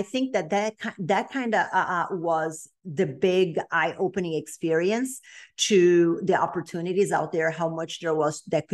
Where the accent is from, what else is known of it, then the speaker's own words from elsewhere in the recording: Brazil; accent: Brazilian; English is a second language; moved away as an adult; also born or lived in Texas; now in United States; I'm originally from Brazil, which people are probably going to be able to tell by the accent.